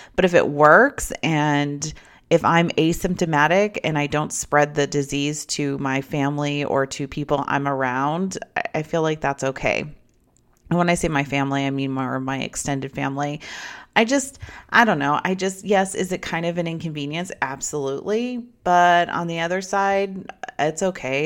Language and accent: English; United States; a American citizen